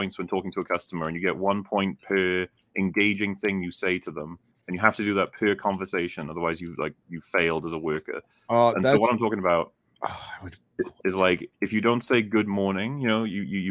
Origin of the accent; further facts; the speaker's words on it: United Kingdom; we're British